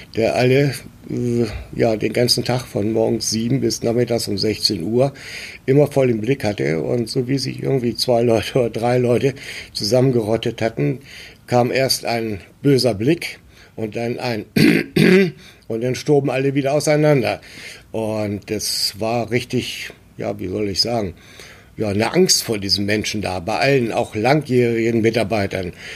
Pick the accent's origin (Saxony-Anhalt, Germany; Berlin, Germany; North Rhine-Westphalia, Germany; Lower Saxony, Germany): Lower Saxony, Germany; a small village near Göttingen; moved away as an adult; now in Hamburg, Germany; 1954 äh, in Göttingen und bin in einem kleinen Dorf in der Nähe von Göttingen aufgewachsen